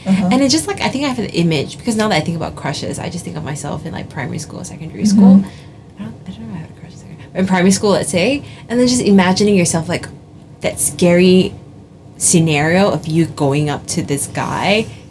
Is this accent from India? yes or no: yes; India; because I am not Chinese, because I'm Indian, right?